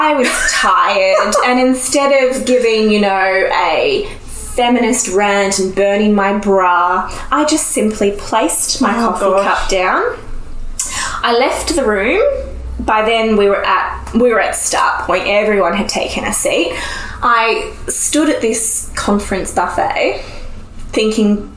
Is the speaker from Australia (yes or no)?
yes; Australia; I'm from Australia.